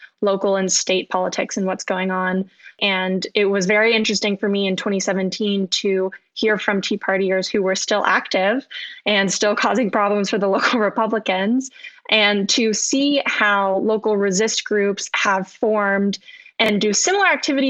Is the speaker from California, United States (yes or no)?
no; North Carolina, United States; am a native North Carolinian